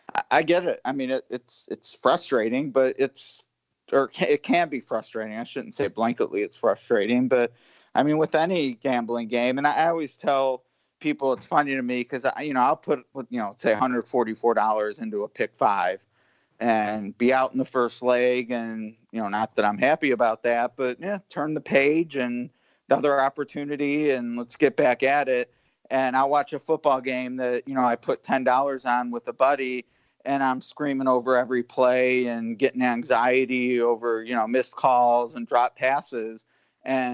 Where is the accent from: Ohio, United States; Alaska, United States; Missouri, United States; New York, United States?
Ohio, United States; Cleveland; now in Kentucky, United States; I'm from Cleveland, you know, and I haven't lived there in a while